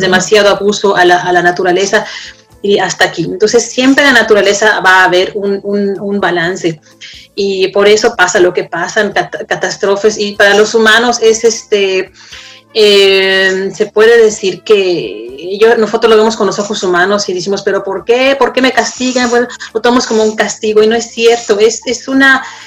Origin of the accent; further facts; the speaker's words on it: Mexico; now in Denmark; Como mexicano, como extranjero